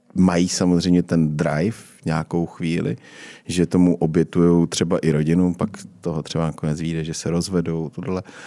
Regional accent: Czechia; my vlastně Češi

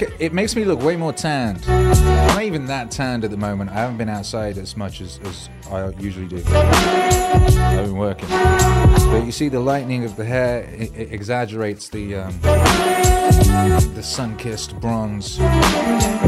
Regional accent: United Kingdom; where I grew up in the Midlands

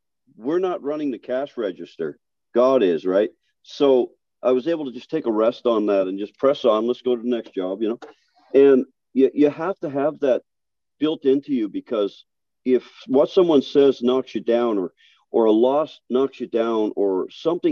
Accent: Newfoundland and Labrador, Canada; I'm from Newfoundland.

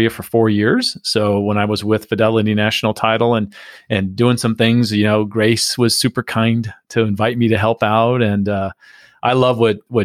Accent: San Diego, California, United States; moved away; I grew up in San Diego

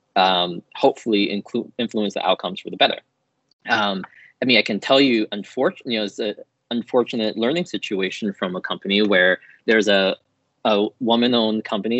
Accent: Chicago, Illinois, United States; I grew up in Chicago on the south side of the city in a predominantly black neighborhood.

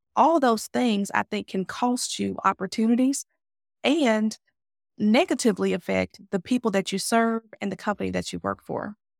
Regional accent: Mississippi, United States; I'm from the South. If anyone knows about, you know, where Mississippi is geographically located in the States, we are in, you know, in the southern part of North America.

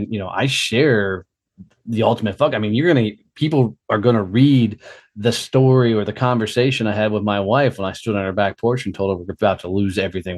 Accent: Fort Worth, Texas, United States; my hometown of Fort Worth

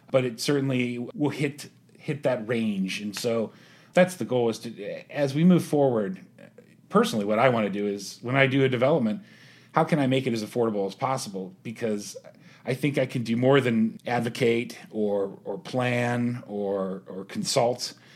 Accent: Pittsburgh, Pennsylvania, United States; moved away as an adult; also born or lived in Youngstown, Ohio; now in Columbus, United States; I was born in Youngstown, but I grew up in Pittsburgh

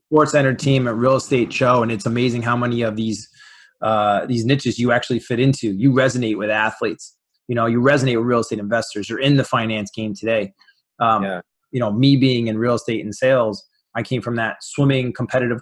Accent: New York, United States; I'm from New York

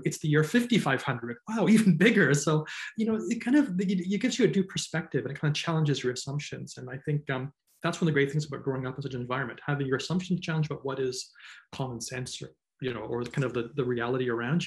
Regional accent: Toronto, Ontario, Canada; also born or lived in Belfast, Northern Ireland; I was actually born in the UK, in Northern Ireland, in Belfast. And when I was 4 years old, that's when my family moved to Canada, moved to Toronto

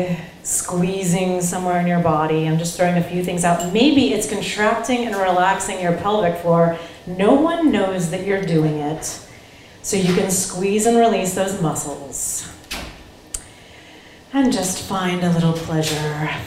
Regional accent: Ohio, United States; I grew up in Ohio. I was a farm girl

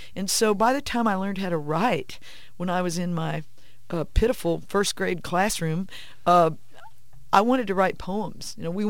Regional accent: St. Louis, Missouri, United States; born there; also born or lived in Jerusalem; now in San Antonio, United States; I live in San Antonio, Texas, with my husband and son, and I have traveled a lot. I did not grow up in San Antonio. I was born in St. Louis and also lived in Jerusalem

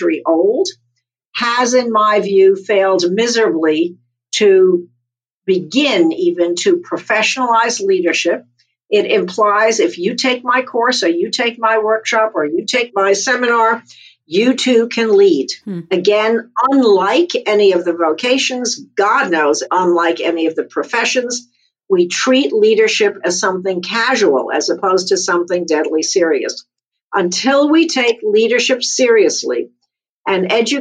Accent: United States; I'm an American

